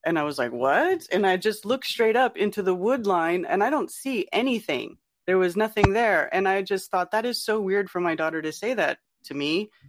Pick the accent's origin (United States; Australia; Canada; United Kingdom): United States; Northern California; now in North Carolina, United States; I grew up in California, in Northern California, where Bigfoot got its name